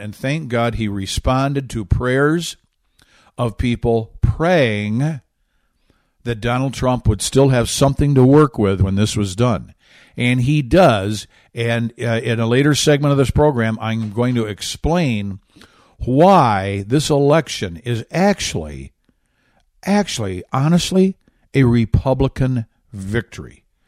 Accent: Michigan, United States; my home state of Michigan

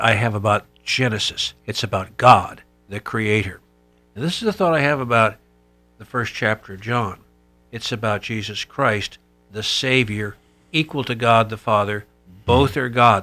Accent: Bay Area, California, United States; also born or lived in Los Angeles; I was raised in the Bay Area and worked in L

